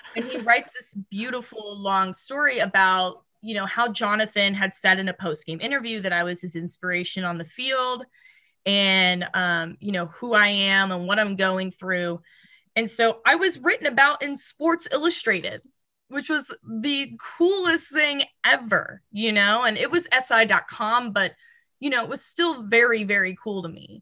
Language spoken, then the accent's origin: English; Aledo, Texas, United States; moved away as an adult; also born or lived in Fort Worth, Texas / Mason City, Iowa; I was born in Fort Worth, but I really grew up in a town called Alito, Texas, which is a little bit southwest